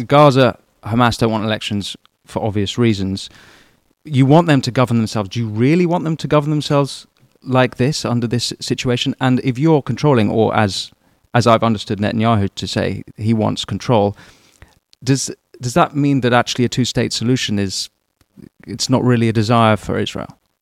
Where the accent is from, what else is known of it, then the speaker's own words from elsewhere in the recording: London, United Kingdom; as a Londoner like me